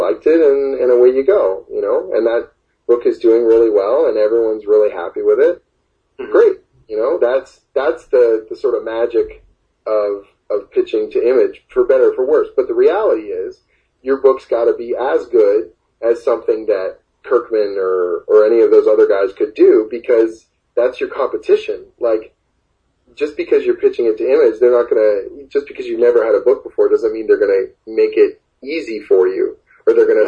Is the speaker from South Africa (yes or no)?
no; Oshawa, Ontario, Canada; now in Toronto, Canada; I'm originally from Oshawa